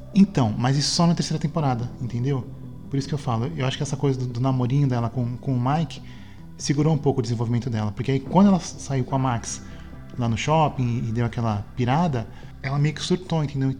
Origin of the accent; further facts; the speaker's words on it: Santos, São Paulo, Brazil; quando era criança em Santos